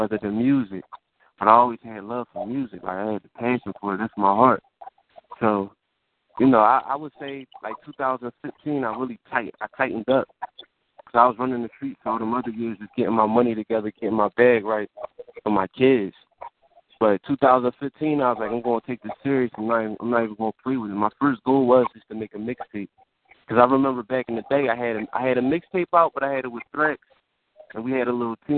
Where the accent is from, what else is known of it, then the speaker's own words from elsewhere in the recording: Philadelphia, Pennsylvania, United States; We came up from Southwest.